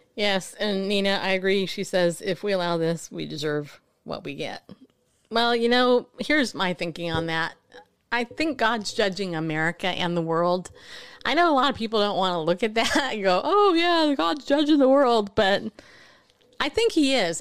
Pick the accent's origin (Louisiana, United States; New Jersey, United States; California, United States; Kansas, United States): California, United States; Southern; I grew up in Southern California